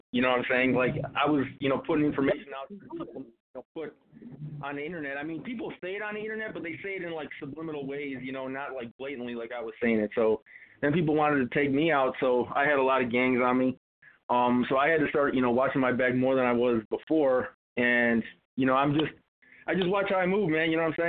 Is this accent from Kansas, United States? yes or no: no; Chicago, Illinois, United States; a lot of people on the internet, when they seen that I was from Chicago